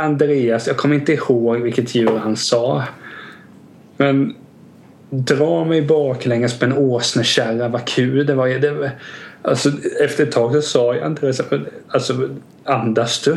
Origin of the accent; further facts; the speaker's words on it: Vena, Kalmar County, Sweden; där jag växte upp i Vena